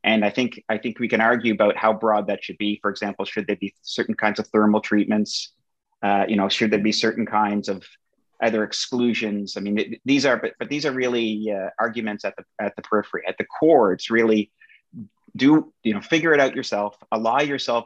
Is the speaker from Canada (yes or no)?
yes; Canada; my home country of Canada